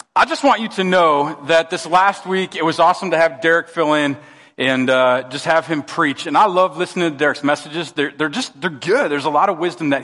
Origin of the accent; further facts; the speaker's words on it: Minnesota, United States; they knew I was from Minnesota